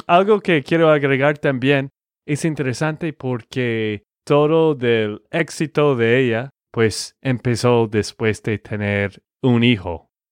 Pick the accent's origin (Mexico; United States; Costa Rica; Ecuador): United States; Texas; de Texas, Estados Unidos.